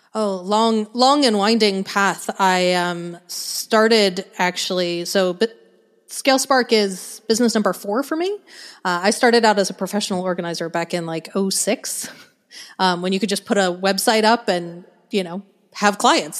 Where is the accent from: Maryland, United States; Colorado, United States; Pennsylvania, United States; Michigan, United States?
Colorado, United States; Denver; moved away as an adult; now in Arkansas, United States; I grew up in Denver, in Colorado